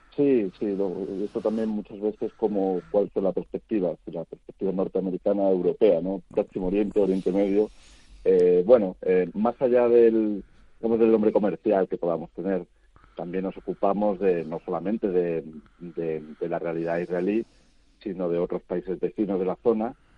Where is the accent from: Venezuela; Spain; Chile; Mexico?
Spain; como el nuestro, como España